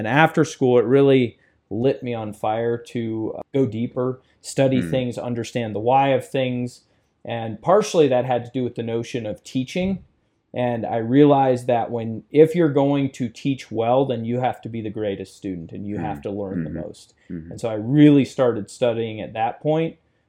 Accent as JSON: {"language": "English", "town": "Martinsburg", "region": "Ohio", "country": "United States", "tie": "born or raised there", "said": "I grew up in Martinsburg, small rural community, and basically I was a terrible student in school, which was really interesting."}